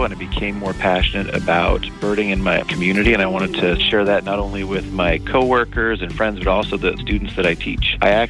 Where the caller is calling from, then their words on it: Roseburg, Oregon, United States; I'm calling from Roseburg, Oregon.